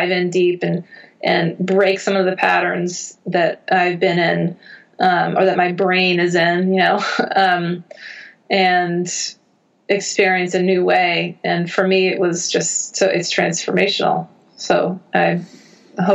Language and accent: English; United States; I'm American